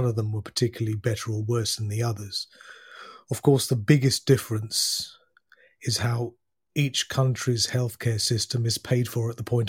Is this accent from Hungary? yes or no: no; United Kingdom; now in France; That's a long question, to be honest, Rob. I'm a Brit who, for the last 20 years, is living in France. Going further back, I've lived in a number of lived and worked in a nu